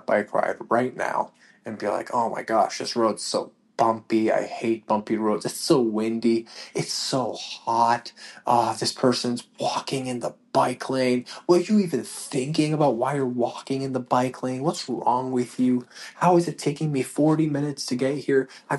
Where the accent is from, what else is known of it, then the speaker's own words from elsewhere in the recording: Canada; moved away; We came from Canada, like I said at the beginning of this podcast, came from Canada expecting that we were going to have this, this